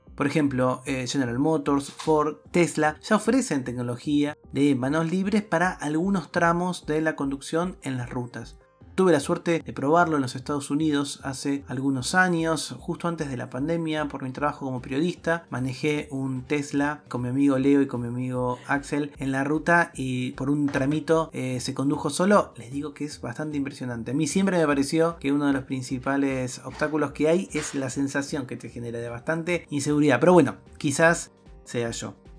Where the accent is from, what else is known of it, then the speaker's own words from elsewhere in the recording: Argentina; En mi país, en la Argentina